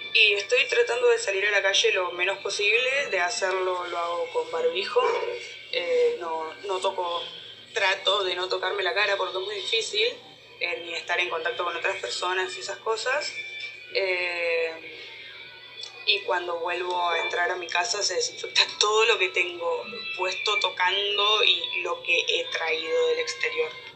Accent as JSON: {"language": "Spanish", "region": "Buenos Aires", "country": "Argentina", "said": "soy de Buenos Aires, Argentina."}